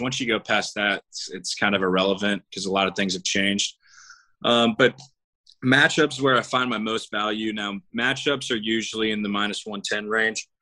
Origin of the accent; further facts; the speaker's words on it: Jacksonville, Florida, United States; born and raised in Jacksonville.